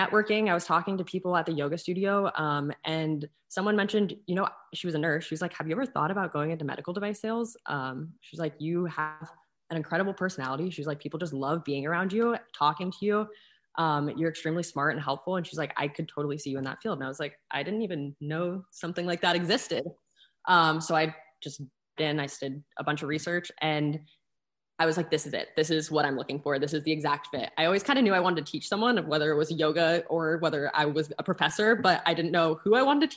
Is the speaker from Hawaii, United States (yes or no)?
no; Arizona, United States; born and raised in Arizona